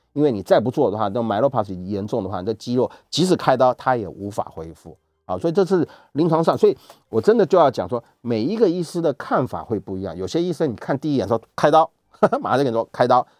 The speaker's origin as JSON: {"language": "Chinese", "country": "Taiwan", "said": "我们台湾是可以"}